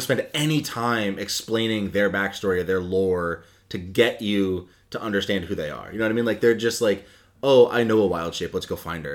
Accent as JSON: {"language": "English", "town": "Hampden", "region": "Maine", "country": "United States", "tie": "born or raised there", "said": "I grew up in the town next to Bangor. I grew up in Hamden"}